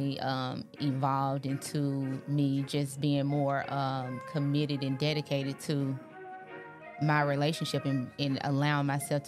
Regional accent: Memphis, Tennessee, United States; I am from Memphis, Tennessee, born and raised.

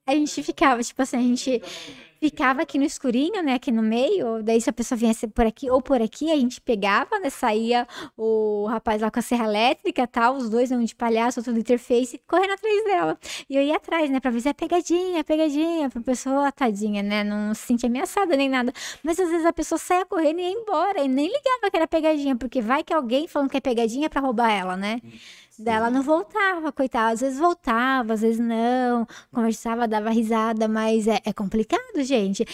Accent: Jundiaí, São Paulo, Brazil; A gente vem de Jundiaí

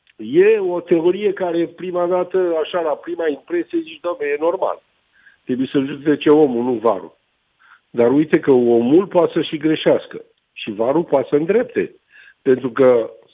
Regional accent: Romania; pentru mine ca român

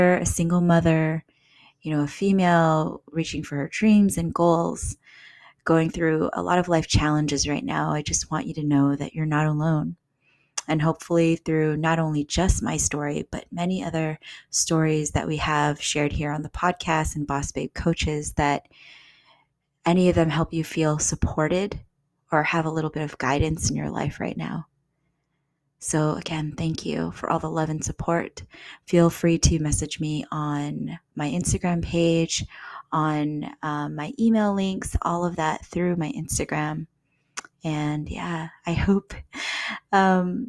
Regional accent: San Diego, California, United States; moved away as an adult; also born or lived in Los Angeles / Bay Area; I'm from San Diego

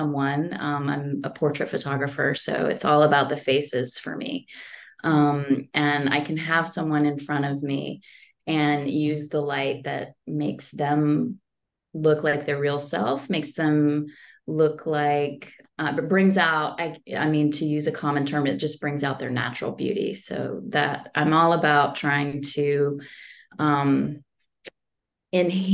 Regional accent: Florida, United States; also born or lived in Germany; now in New Jersey, United States; I grew up in Florida

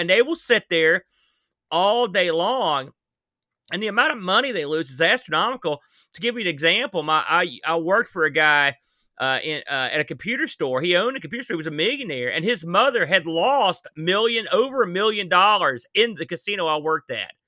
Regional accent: New Jersey, West Virginia, United States; I'm from New Jersey

